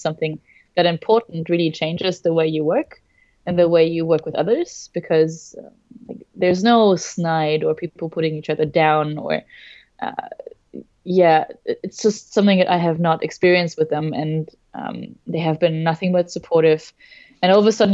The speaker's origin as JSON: {"language": "English", "country": "Germany", "moved": "yes", "lives_now": "Melbourne, Australia", "said": "I am originally from Germany, now living in Melbourne, Australia"}